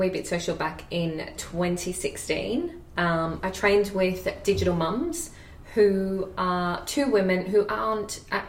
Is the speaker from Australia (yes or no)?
yes; Australia; accent: sounds like Kath and Kim; now in Edinburgh, United Kingdom; I still sound like Kath and Kim.